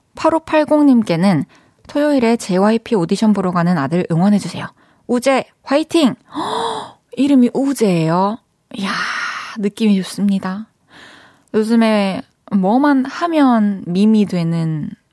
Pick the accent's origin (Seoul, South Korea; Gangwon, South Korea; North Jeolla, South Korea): North Jeolla, South Korea; Iksan; moved away; 제 본가가 익산인데